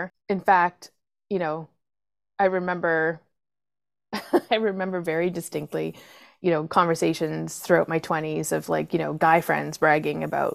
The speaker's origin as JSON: {"language": "English", "region": "Nova Scotia", "country": "Canada", "also_born_or_lived": "Toronto", "moved": "yes", "said": "I was originally from Nova Scotia"}